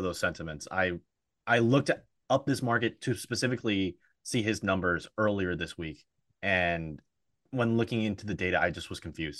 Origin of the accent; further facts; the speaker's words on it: Austin, Texas, United States; in my hometown of Austin, Texas